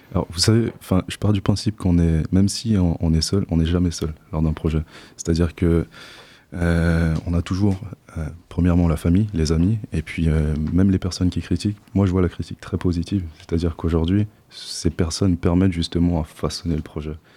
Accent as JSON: {"language": "French", "country": "French Guiana", "moved": "as an adult", "lives_now": "Poitiers, France", "said": "je ne viens pas d'ici je viens de Guyane, en Amérique du Sud."}